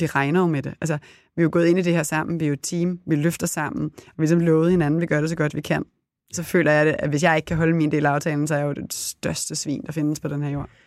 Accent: Copenhagen, Capital Region of Denmark, Denmark; moved away; also born or lived in Herning / Italy

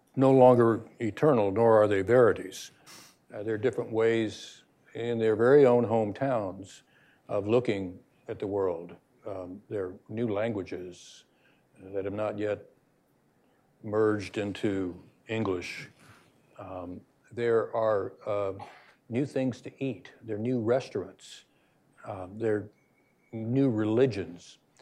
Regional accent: United States; we as Americans have a special obligation

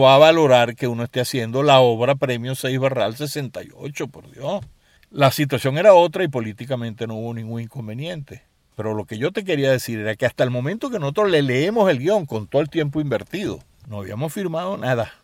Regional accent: Caracas, Capital District, Venezuela; mi infancia estuvo muy marcada por un extraordinario colegio que era el Colegio Los Caobos

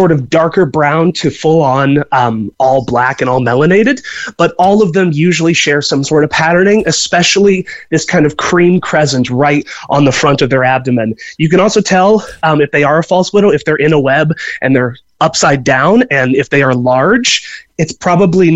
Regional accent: Indiana, United States; now in Galway, Ireland; I'm from Indiana in the US.

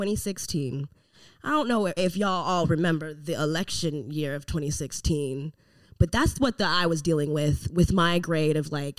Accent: Memphis, Tennessee, United States; born or raised there; moved away

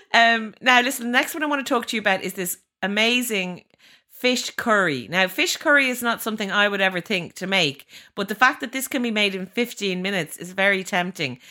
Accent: Ireland; as Irish people

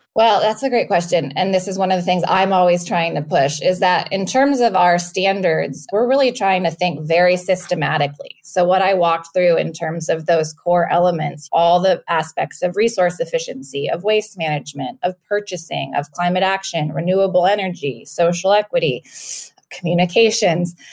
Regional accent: Napa Valley, California, United States; moved away as an adult; also born or lived in Washington, D.C.; I'm from the Napa Valley originally

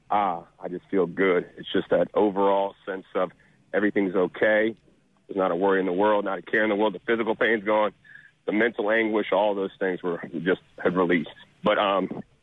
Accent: Covington, Louisiana, United States; also born or lived in Jackson, Mississippi; I'm actually from Louisiana. I'm from Covington, Louisiana

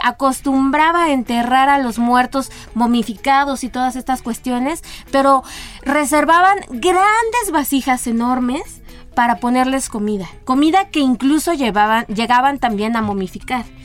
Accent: Mexico; como mexicanos somos los que partimos el pastel

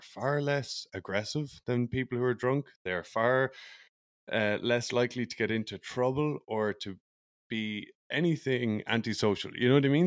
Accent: Ireland; moved away as an adult; also born or lived in United States; now in Vancouver, Canada; I grew up in Ireland where there is a huge and awful drinking culture

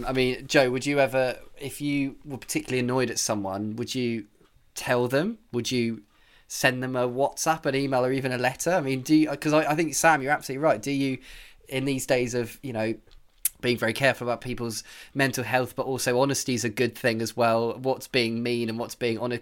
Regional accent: United Kingdom; I am British

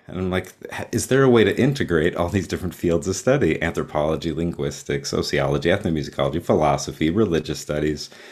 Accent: Texas, United States; I grew up in Texas

